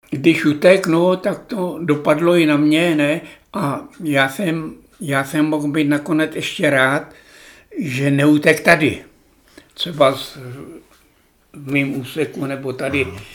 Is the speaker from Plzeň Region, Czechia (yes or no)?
yes; Plzeň Region, Czechia; born or raised there; also born or lived in Obernkirchen, near Hanover, Germany